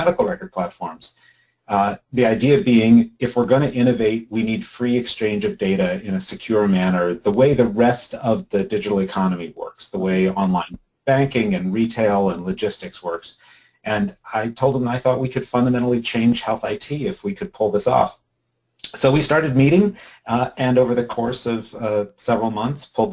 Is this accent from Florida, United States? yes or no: no; Madison, Wisconsin, United States; moved away as an adult; also born or lived in Washington, D.C. / Minnesota; I was born in Washington, D.C., actually. Lived there for the first 9 years of my life, then moved to Madison, Wisconsin with my mom and stepdad, and went to middle school and high school in Madison